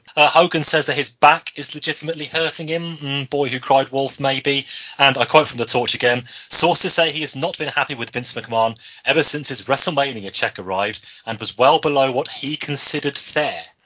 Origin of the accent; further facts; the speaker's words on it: Birmingham, West Midlands, United Kingdom; I'm from Birmingham